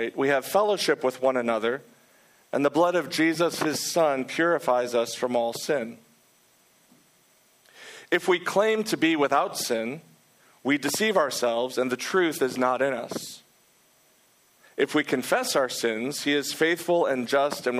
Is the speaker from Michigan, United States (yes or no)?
yes; Detroit, Michigan, United States; also born or lived in Manhattan, New York; now in New York City, United States; I'm originally from Detroit, Michigan